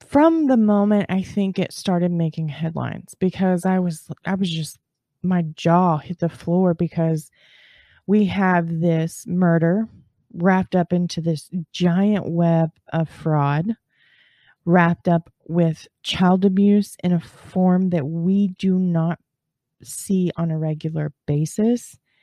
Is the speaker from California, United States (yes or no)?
no; Texas, United States; I'm from Texas. And down here in Texas